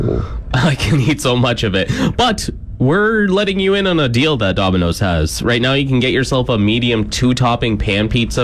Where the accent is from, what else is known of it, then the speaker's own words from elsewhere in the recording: Kitchener, Ontario, Canada; now in Saskatchewan, Canada; Kitchener, Waterloo, my hometown, represent at number five.